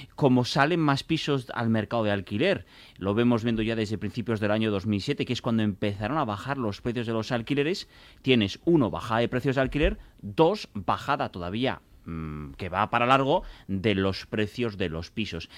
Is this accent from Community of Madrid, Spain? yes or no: no; Biscay, Basque Country, Spain; yo vengo de Vizcaya